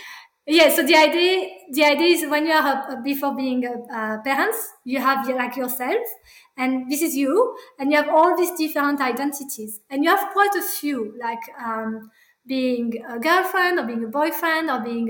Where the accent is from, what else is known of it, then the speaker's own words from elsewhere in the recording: France; English is a second language; moved away as an adult; now in Australia; I said, I'm French. And I said, oh, I said it. I like to say, actually, I was born in French because I am not French. That's not who I am. … A part of me is born in France and cultural France.